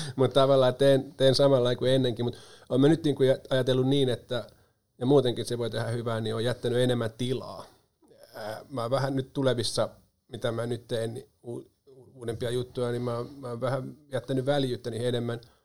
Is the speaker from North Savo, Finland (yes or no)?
no; Pori, Satakunta, Finland; also born or lived in Espoo; mä oon syntynyt itse asiassa Espoon Matinkylässä, mutta se oli sellainen visiitti siellä, kun isä opiskeli siellä silloin, että juuret on syvällä Porissa ja pian palattiin Pori takaisin